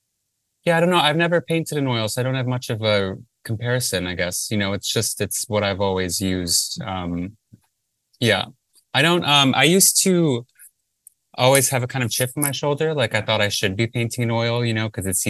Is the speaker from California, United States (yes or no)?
no; Livonia, Michigan, United States; moved away; I'm from Livonia, which is a suburb of Detroit in Michigan.